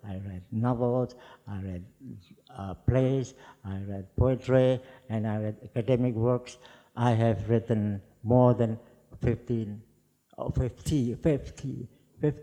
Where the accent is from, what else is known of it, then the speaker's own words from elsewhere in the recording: Surakarta, Central Java, Indonesia; first language Javanese; English is a second language; moved away as an adult; also born or lived in Yogyakarta; Solo, my hometown